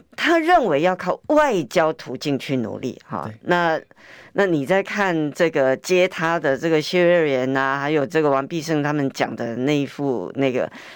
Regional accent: Taiwan; 我们台湾人民

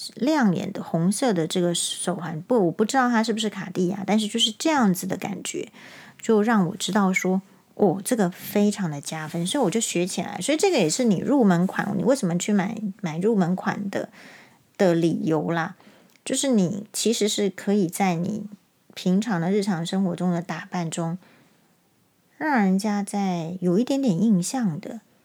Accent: Taiwan; 跟他说我是台湾人

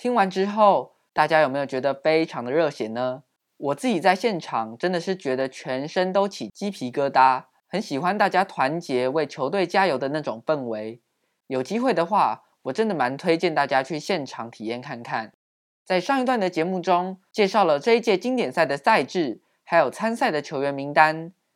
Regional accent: Taiwan; 台湾是一块宝岛，同时也是我们的家乡

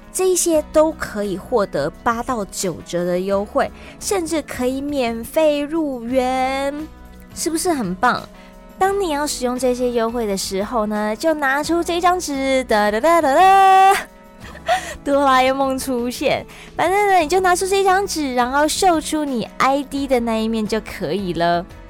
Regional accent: Taiwan; I'm from Taiwan

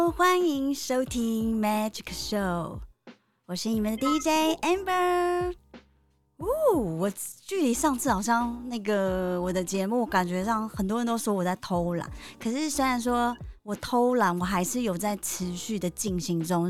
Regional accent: Taipei, Taiwan; moved away as an adult; now in Kinmen, Taiwan; 我就是从小是出生在台北

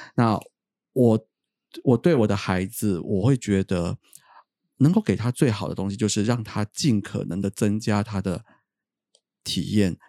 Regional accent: Taiwan; 我们台湾这边呢，我们就是用 b p m f

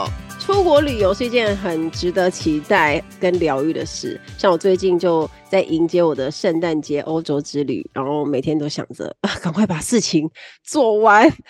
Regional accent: Kaohsiung, Taiwan; 我是高雄人。

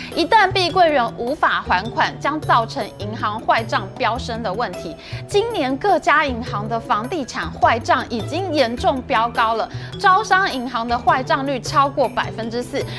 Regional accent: Taiwan; 我们台湾人还可以住回去那个原本新盖好的社区

